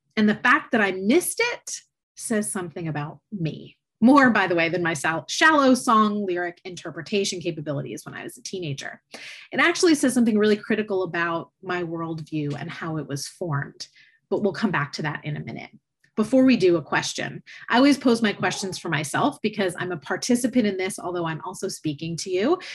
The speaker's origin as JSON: {"language": "English", "area": "just outside of Tampa", "region": "Florida", "country": "United States", "tie": "born or raised there", "said": "I grew up in Florida, just outside of Tampa, Florida"}